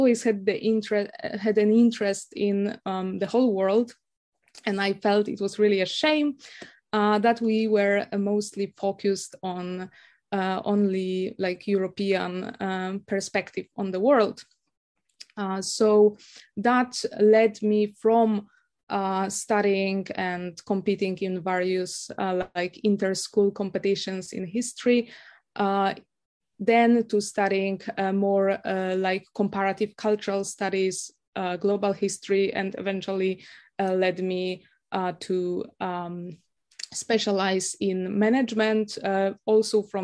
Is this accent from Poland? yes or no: yes; Krakow, Lesser Poland, Poland; first language Polish; English is a second language; moved away as an adult; also born or lived in United Kingdom; now in Japan; I was a youth growing up in Krakow